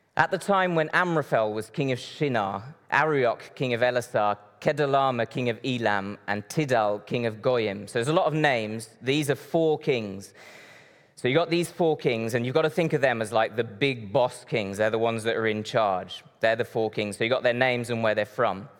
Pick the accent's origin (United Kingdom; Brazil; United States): Brazil; moved away; I grew up in Brazil. I was born and raised in Brazil.